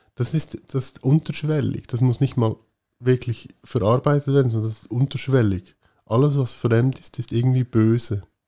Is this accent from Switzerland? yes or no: yes; Switzerland; bei uns in der Schweiz